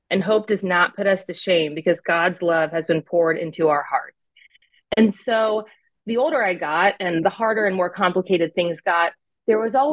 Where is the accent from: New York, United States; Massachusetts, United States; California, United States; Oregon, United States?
California, United States; born there; also born or lived in Arizona / Pennsylvania; So um, I was born in California. We moved to Arizona a little bit, and then back to California, and then we all ended up in Pennsylvania.